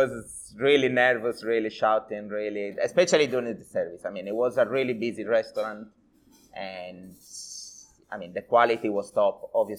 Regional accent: Sardinia, Italy; English is a second language; moved away as an adult; also born or lived in London; I come from Sardinia.

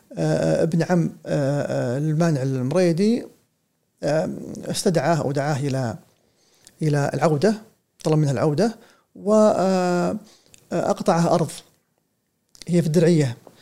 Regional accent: Saudi Arabia

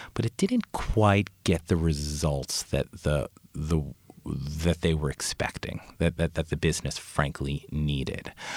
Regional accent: Long Island, New York, United States; my family were immigrants from Italy. And we grew up on Long Island

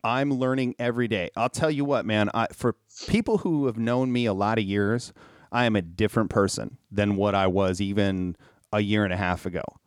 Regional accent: Minnesota, United States; I was raised in Minnesota

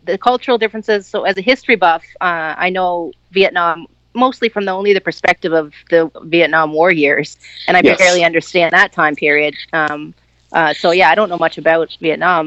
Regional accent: Canada; as a Canadian, I actually knew, was fluent in French as the second language

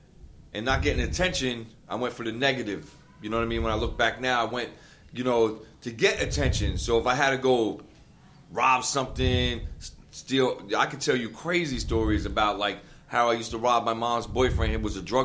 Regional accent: Long Branch, New Jersey, United States; I grew up in Long Branch.

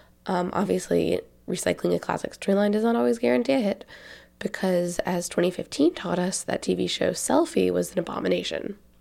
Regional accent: the South, United States; accent: Southern; You'll hear me talk about whether or not being around my Tennessee kinfolk was making my Southern accent stronger

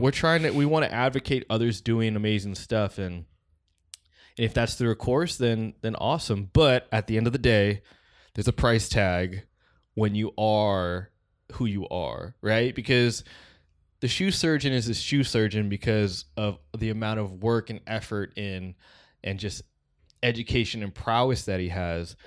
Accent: West Coast, United States; we're from the West Coast

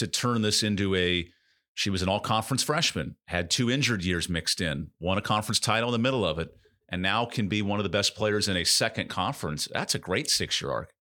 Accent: West Coast, United States; now in North Carolina, United States; Me growing up on the West Coast

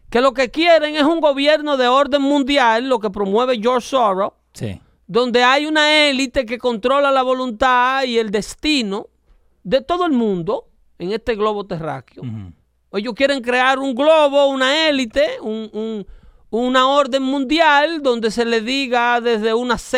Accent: Dominican Republic; now in United States; yo como dominicano me doy la licencia de hablarle a mi gente así.

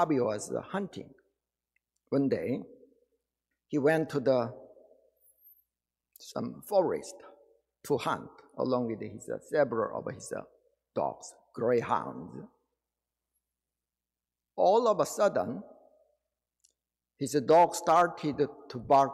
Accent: Daegu, South Korea; moved away; My hometown was Daegu City in Korea

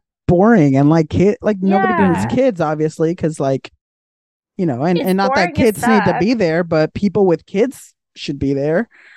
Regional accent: Mexico; now in United States; what I grew up with in Mexico

